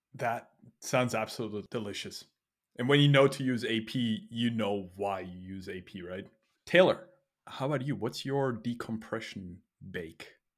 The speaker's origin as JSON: {"language": "English", "country": "Austria", "tie": "born or raised there", "said": "I was born in Austria"}